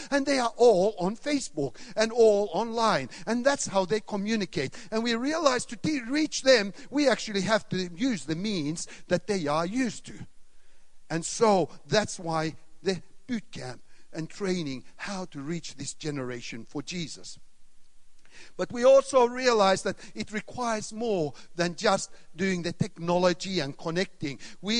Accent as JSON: {"language": "English", "country": "Sweden", "tie": "born or raised there", "also_born_or_lived": "Finland / Australia / Canada", "lives_now": "Thailand", "said": "I was born in Sweden. I grew up in Sweden, Finland, Australia, Canada, and Thailand, 24 years now."}